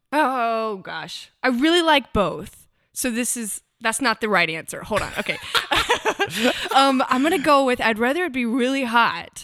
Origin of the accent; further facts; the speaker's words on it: United States; moved away as an adult; also born or lived in Hattiesburg, Mississippi / Huntsville, Alabama / Auburn, Alabama; now in Nashville, United States; I grew up half in Mississippi and half in Alabama, so Hattiesburg and Huntsville